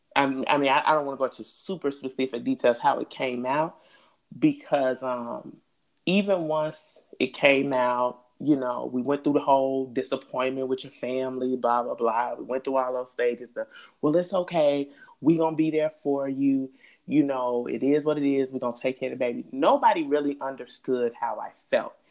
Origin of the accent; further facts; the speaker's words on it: Chicago, Illinois, United States; I'm from the West Side